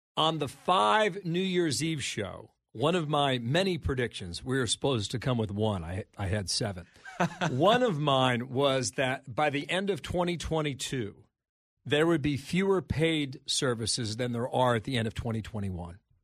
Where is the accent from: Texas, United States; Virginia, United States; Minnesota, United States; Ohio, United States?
Ohio, United States; Cincinnati; moved away; in my hometown of Cincinnati, Ohio